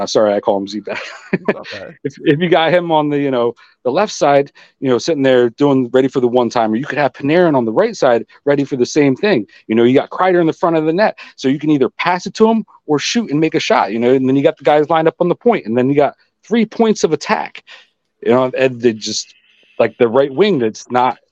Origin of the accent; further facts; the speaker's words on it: East Coast, United States; now in Oregon, United States; I grew up on the East Coast